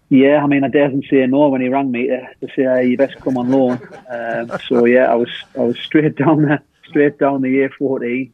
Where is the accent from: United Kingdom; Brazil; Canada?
United Kingdom; the North East, North East England; moved away as an adult; I'm from obviously the northeast